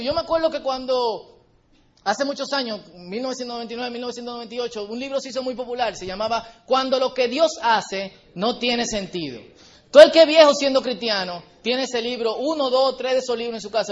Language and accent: Spanish; Dominican Republic; Porque compartimos la misma isla